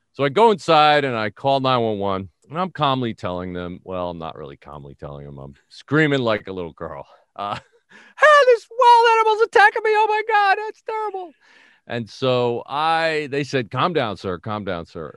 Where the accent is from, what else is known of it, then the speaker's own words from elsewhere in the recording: New York City, New York, United States; moved away; I'm from the Bronx